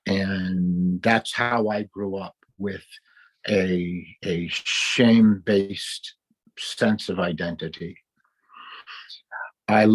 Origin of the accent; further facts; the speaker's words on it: Cleveland, Ohio, United States; now in Dallas-Fort Worth, United States; I was raised in Cleveland, Ohio